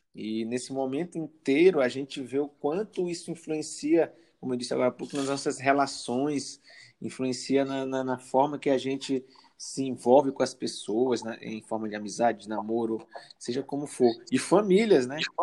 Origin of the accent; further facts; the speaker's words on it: São Luís, Maranhão, Brazil; now in Balsas, Brazil; eu sou ludovicense, nasci em São Luís do Maranhão, estou morando em Balsas, que é no sul do Maranhão, né?